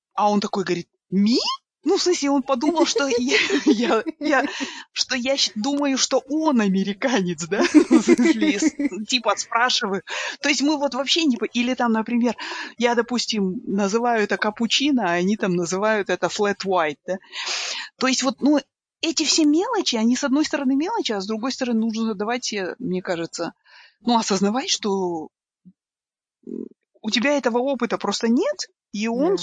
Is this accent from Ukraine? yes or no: no; Kazakhstan; Я из Казахстана